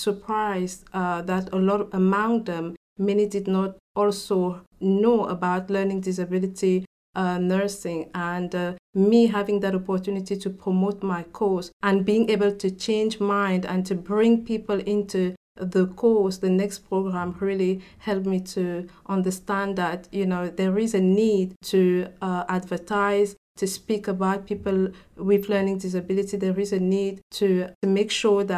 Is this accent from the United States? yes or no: no; Cameroon; first language French; English is a second language; now in England; I come from Cameroon in Africa. So in Cameroon, we speak French. French is our first language